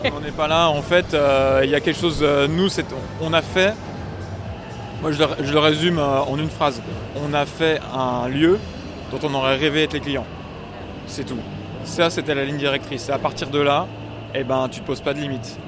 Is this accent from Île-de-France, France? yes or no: no; Lyon, Auvergne-Rhône-Alpes, France; en tant que lyonnais